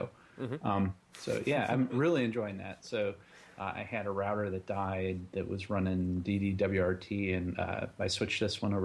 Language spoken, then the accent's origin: English; Western Pennsylvania, United States; now in Ohio, United States; I grew up in Western Pennsylvania, home of Mr. Rogers